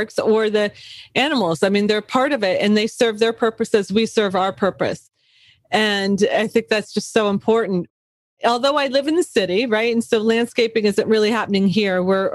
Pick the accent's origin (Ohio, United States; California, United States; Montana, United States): Ohio, United States; moved away; I come from Ohio